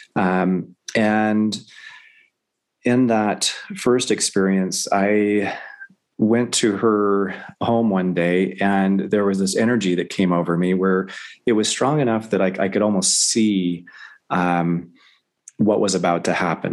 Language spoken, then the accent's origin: English; the South, United States; I grew up in the South